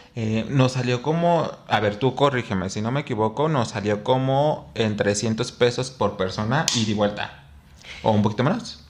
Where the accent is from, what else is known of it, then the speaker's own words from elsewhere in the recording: Mexico; como mexicano